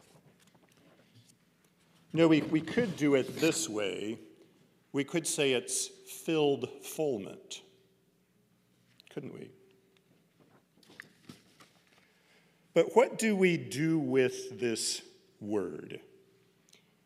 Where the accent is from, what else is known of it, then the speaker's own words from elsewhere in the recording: Oregon, United States; growing up in Oregon